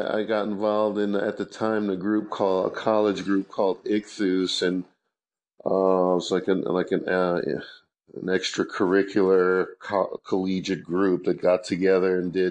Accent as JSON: {"language": "English", "town": "Marlboro", "region": "New Jersey", "country": "United States", "tie": "born or raised there", "also_born_or_lived": "Brooklyn, New York / Saint Vincent / upstate New York", "moved": "as an adult", "lives_now": "Springfield, United States", "said": "I grew up in Brooklyn and Marlborough, New Jersey"}